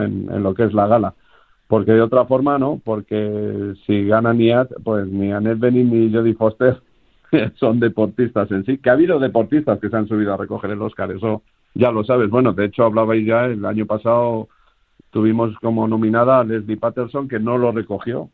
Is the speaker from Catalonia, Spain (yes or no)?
no; Castilla-La Mancha, Spain; Los dos somos castellano-manchegos